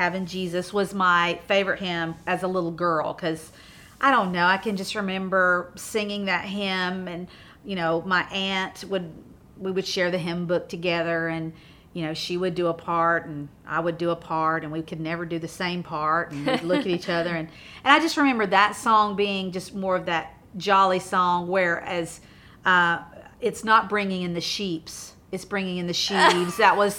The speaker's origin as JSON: {"language": "English", "town": "Belton", "region": "South Carolina", "country": "United States", "moved": "yes", "lives_now": "Nashville, United States", "said": "originally from a little Mayberry town in South Carolina called Belton. And that's where my family still lives. However, me and my husband of 26 years have lived in Nashville"}